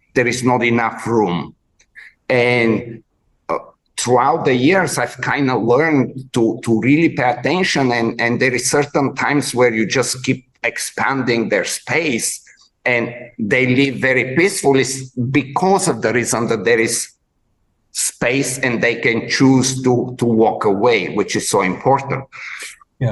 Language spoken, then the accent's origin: English; Bulgaria; moved away; I grew up in in Bulgaria in way back before in the communist times